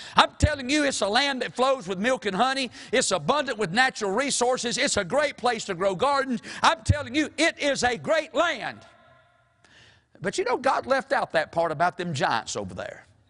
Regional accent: Mount Airy, North Carolina, United States; my hometown is Mount Airy

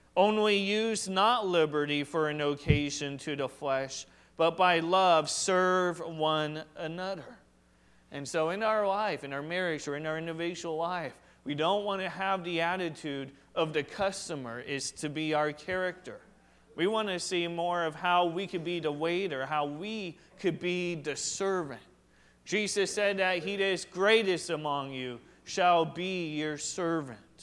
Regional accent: Washington, United States; I was just raised here, I wasn't born here.

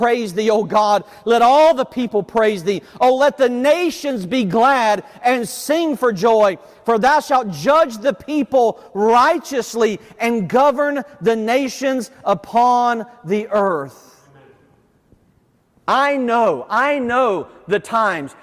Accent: Deep South, United States; accent: Southern; now in New Jersey, United States; I grew up in the Deep South

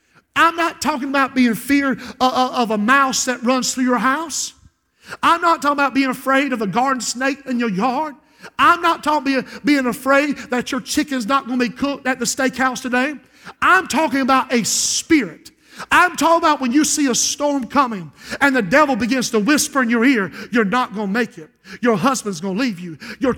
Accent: Society Hill, United States; But when I was raised in Society Hill, if a storm was coming up, you unplugged everything.

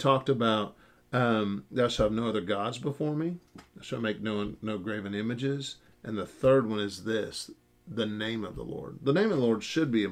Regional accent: United States; As an American Christian, and especially an independent Baptist

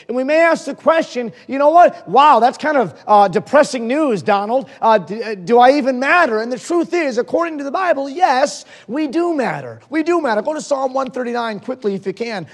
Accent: Holyoke, Massachusetts, United States; also born or lived in Springfield, Massachusetts / Mainz, Germany; I was born in Springfield, Massachusetts and I grew up in Holyoke, Massachusetts

